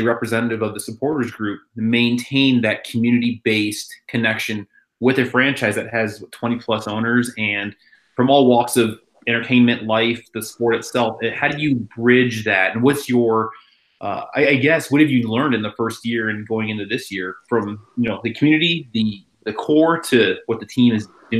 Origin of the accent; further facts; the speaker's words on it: Chicago, Illinois, United States; I'm originally from Chicago, and Sector Latino and the front office there have had these clashes